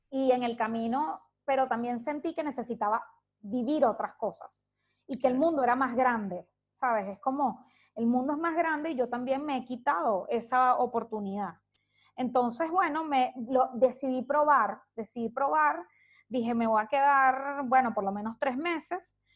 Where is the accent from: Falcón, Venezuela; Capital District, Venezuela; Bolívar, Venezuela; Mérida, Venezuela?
Capital District, Venezuela; Caracas; now in Santiago, Chile; Hoy salí de Caracas hoy hace un año y once meses.